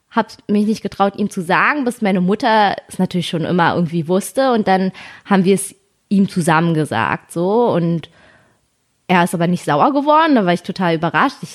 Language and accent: German; Germany; weil ich bin ja hier in Deutschland aufgewachsen und alle Kinder konnten trotzdem ihren Hobbys nachgehen